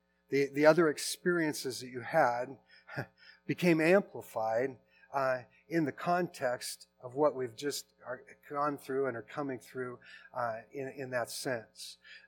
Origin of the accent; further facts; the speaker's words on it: Portland, Oregon, United States; also born or lived in Seattle; I grew up in Portland, and then I went away to college. And then I came back to Portland and married a girl from Portland.